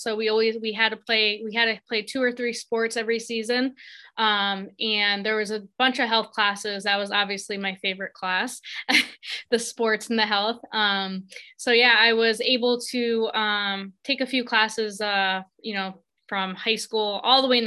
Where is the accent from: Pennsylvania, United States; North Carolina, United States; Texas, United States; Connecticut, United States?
Connecticut, United States; South Windsor; also born or lived in Virginia; I grew up here where I currently am, in the same town